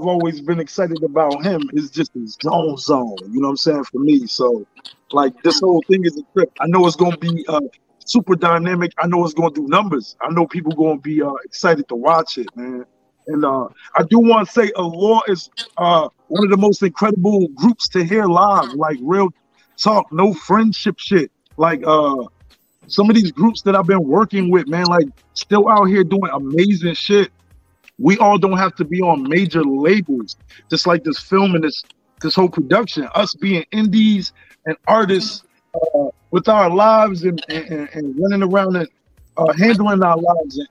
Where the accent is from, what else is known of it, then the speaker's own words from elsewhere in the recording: Paterson, New Jersey, United States; I'm from Paterson, New Jersey. I've been the ambassador of this city 25 years.